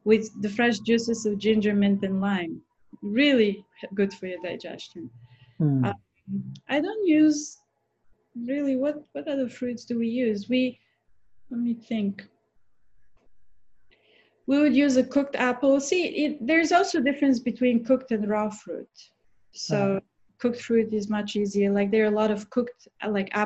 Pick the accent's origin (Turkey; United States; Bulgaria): Bulgaria; moved away; I'm from Bulgaria